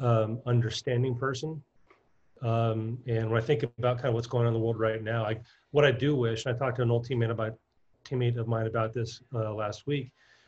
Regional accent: Southern California, United States; mine growing up in Southern California

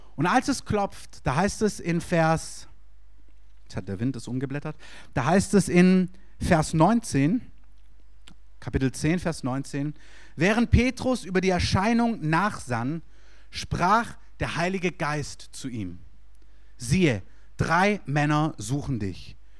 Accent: Stuttgart, Baden-Württemberg, Germany; moved away as an adult; also born or lived in Berlin; Ich komme aus Stuttgart

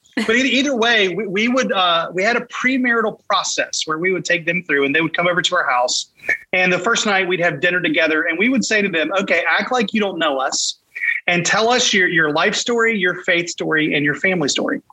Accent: Raleigh, North Carolina, United States; moved away as an adult; now in Wilmington, United States; I'm from Raleigh, grew up in Raleigh, moved here to Wilmington in. Uh, 2013

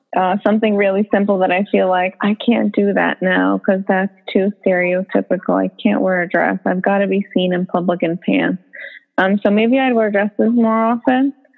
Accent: United States; an American woman

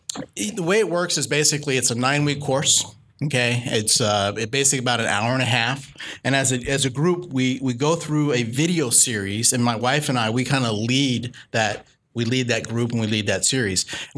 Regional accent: New Orleans, Louisiana, United States; I'll just be real with you. I'm from New Orleans. So, New Orleans will always be chocolate.

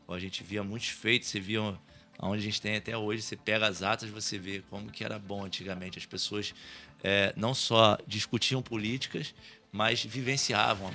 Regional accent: Valença, Brazil; onde eu nasci, onde cresci, vi, vi nascer o bairro

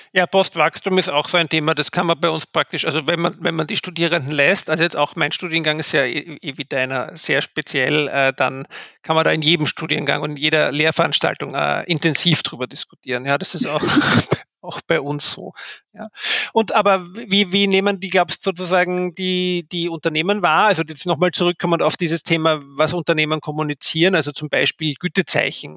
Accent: Austria; bei uns in Österreich

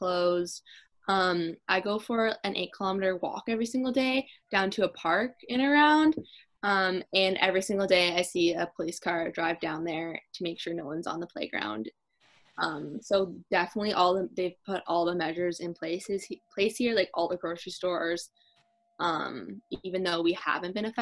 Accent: Campbellford, Ontario, Canada; moved away as an adult; now in Kingston, Canada; I'm from Campbellford

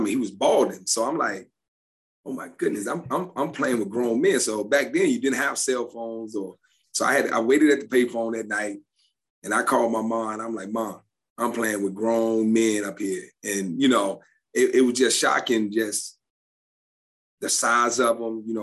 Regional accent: Forest, Virginia, United States; I'm from Forest, Virginia. Forest. So Forest. I, yeah, I, I, know my people back home, so I know they would be all over me if I didn't recognize our hometown. We are very close to Lynchburg.

